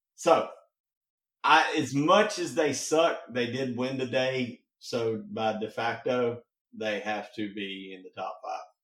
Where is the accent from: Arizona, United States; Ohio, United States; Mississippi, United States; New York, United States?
Mississippi, United States; I'm from Mississippi.